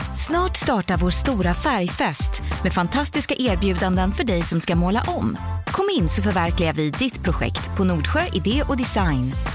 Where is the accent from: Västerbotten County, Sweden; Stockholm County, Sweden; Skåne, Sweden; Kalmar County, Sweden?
Skåne, Sweden; Helsingborg; also born or lived in Umeå; omkring Helsingborg är jag uppvuxen